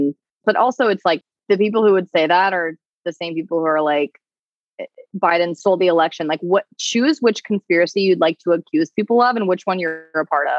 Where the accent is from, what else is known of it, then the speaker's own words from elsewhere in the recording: Canada; Being self-aware as a Canadian, like, right, like, that's what your duty as a citizen is